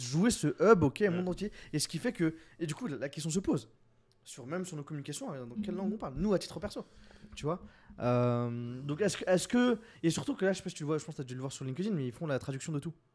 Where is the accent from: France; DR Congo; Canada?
France; on est des Frenchies